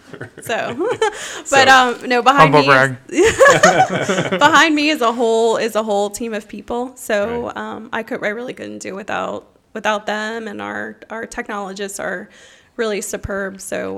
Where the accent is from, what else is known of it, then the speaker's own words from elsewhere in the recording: Pittsburgh, Pennsylvania, United States; moved away as an adult; now in Florida, United States; So I'm originally from Pittsburgh, Pennsylvania, born and raised